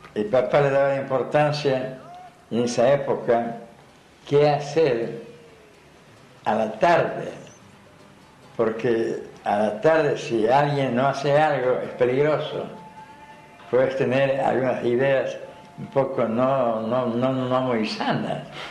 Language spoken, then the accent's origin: Spanish; Santiago del Estero, Argentina; now in Buenos Aires, Argentina; Era un sonido desconocido para, para mí en Santiago. Allá andábamos en mula, en burro.